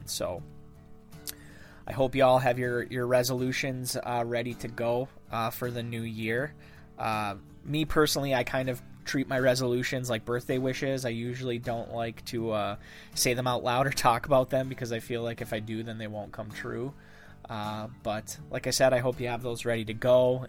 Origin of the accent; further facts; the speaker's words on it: Dickinson County, Upper Peninsula, Michigan, United States; accent: Yooper; living back in my hometown